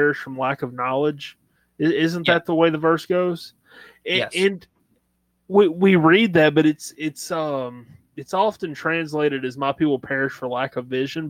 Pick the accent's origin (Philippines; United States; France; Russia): United States; Southern United States; accent: Southern; you're in my hometown